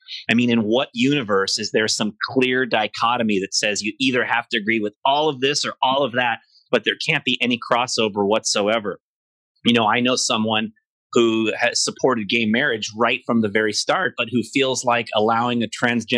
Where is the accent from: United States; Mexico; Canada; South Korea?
United States; I'm definitely, most of all, an American